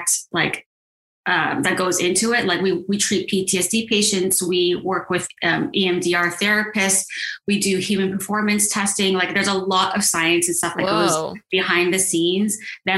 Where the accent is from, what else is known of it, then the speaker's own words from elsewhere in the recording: Silicon Valley, Bay Area, California, United States; moved away as an adult; also born or lived in New York / Los Angeles; And I'm from the Bay Area. I grew up in Silicon Valley